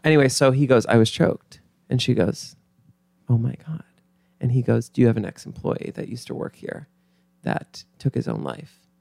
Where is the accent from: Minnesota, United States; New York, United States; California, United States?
New York, United States; Mount Kisco; Grew up in Mount Kisco